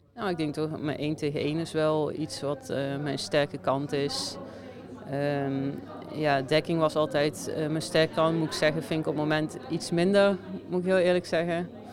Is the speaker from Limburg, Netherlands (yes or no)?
yes; Venray, Limburg, Netherlands; moved away as an adult; now in Slovenia; Venray. Dus, dicht bij of, ja, mijn geboorteplaats